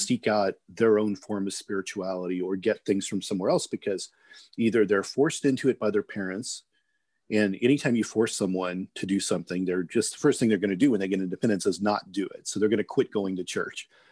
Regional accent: Midwest, United States; moved away; also born or lived in California; I grew up in the Midwest

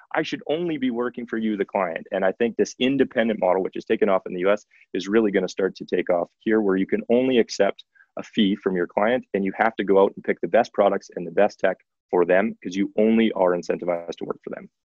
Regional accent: Saskatoon, Saskatchewan, Canada; moved away as an adult; now in Calgary, Canada; I am originally from Saskatoon, Saskatchewan, Prairie Boy, like a lot of people who uh, have landed in Calgary

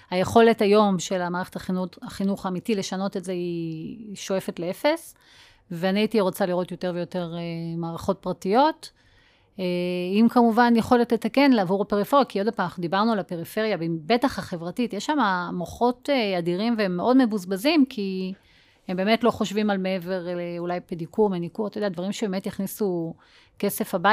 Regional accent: Northern District, Israel; אני גדלתי בגולן

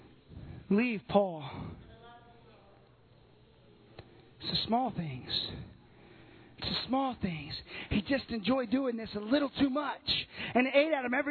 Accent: Southern Illinois, United States; I'm from Southern Illinois.

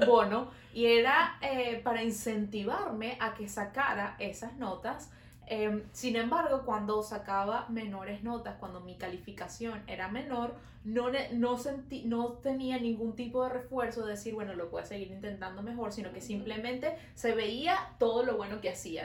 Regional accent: Venezuela; now in Montreal, Canada

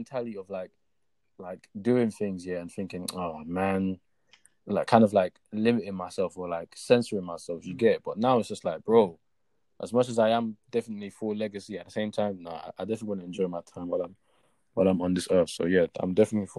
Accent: Lagos, Nigeria; also born or lived in Ibadan, Nigeria / Seven Sisters, Tottenham, London / South London; now in London, United Kingdom; I'm Nigerian, born and raised.

